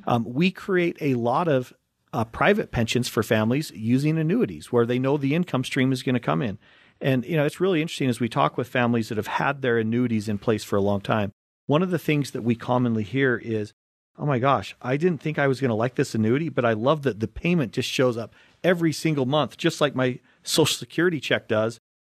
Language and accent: English; Utah, United States; growing up in Utah